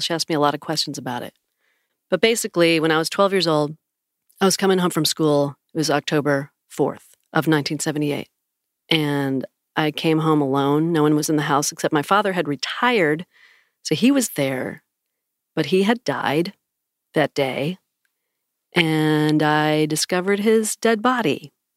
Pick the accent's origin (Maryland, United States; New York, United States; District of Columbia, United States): New York, United States; on Lake Ontario, Western New York near Niagara Falls, United States; moved away; I grew up right on Lake Ontario